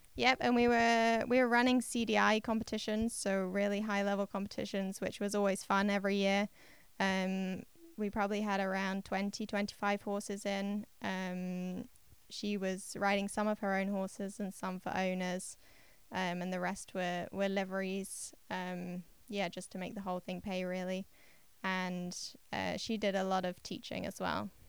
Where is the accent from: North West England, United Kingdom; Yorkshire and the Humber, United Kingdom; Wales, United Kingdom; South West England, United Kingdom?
Yorkshire and the Humber, United Kingdom; I grew up in East Yorkshire in England